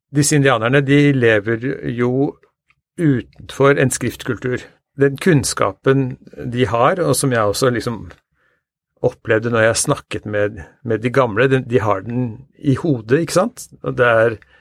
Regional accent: Norway; vi lever jo eh, som nordmenn eh, ganske tett på naturen

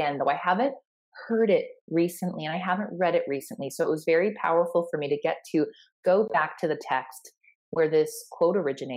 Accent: Sioux Falls, South Dakota, United States; my hometown here in Sioux Falls, South Dakota

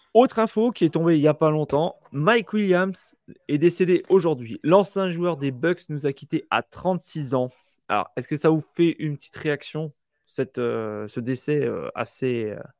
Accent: France; chez nous en France

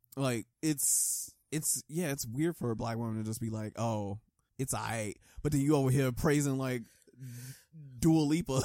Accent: United States; I grew up in America

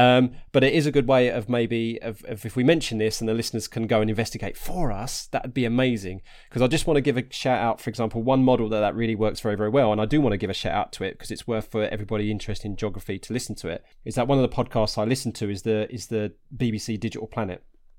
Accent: Harlow, East of England, United Kingdom; I'm originally from Harlow in Essex, and we've just got, Stansted Airport up the road.

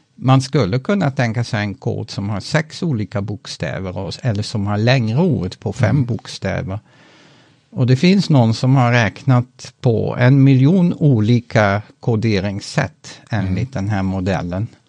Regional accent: Netherlands; moved away as an adult; also born or lived in Utrecht, Netherlands / northern Sweden; now in Sweden; mitt hemland Nederländerna

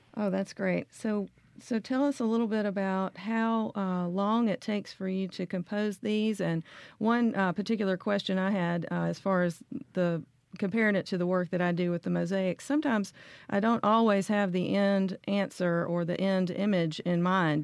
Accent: Memphis, Tennessee, United States; I'm also from Memphis

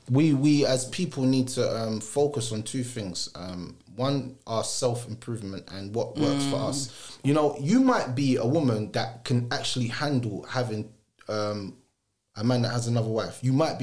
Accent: Clarendon, Jamaica; moved away; No, I wasn't born here. I was born in Clarendon, Jamaica.

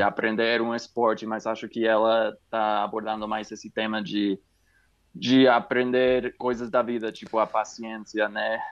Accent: California, United States; Portuguese is a second language; now in New Mexico, United States; eu sou norte-americano dos Estados Unidos, do Novo Me eu moro no Novo México, mas na, nasci na Califórnia

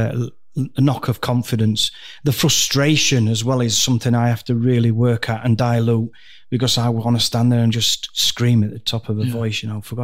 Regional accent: Dhekelia, Cyprus; born there; I went to Cyprus, where I was born. I was born in Decalia, BMH Decalia.

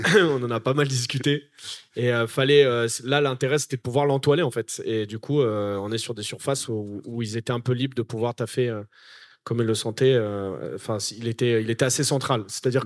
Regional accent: Noisy-le-Grand, Île-de-France, France; j'ai grandi à Noisy-le-Grand

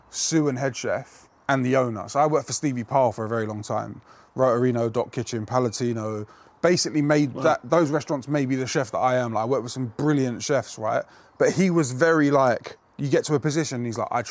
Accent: London, United Kingdom; Us Brits, I'm half British, you see. I'm half English. Especially us Londoners

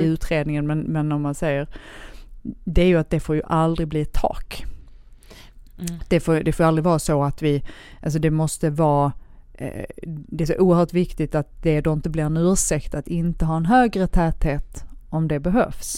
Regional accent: Helsingborg, Skåne, Sweden; also born or lived in Lund; jag är född i Lund men uppvuxen ah. i Helsingborg

